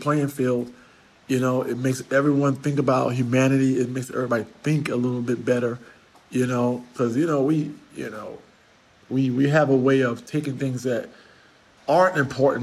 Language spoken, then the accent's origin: English; New York, United States; I'm a New Yorker